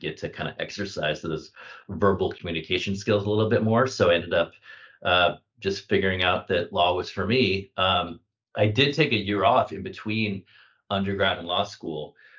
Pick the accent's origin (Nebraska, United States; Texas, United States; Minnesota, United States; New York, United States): Nebraska, United States; Omaha; also born or lived in Kansas / Missouri / California; So I was born in Kansas and grew up mostly in Nebraska and central Missouri.